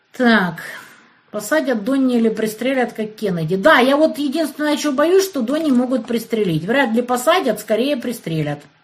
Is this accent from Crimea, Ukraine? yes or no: yes; Kerch, Crimea, Ukraine; moved away; also born or lived in Kyiv, Ukraine; Я вот в Керчи родилась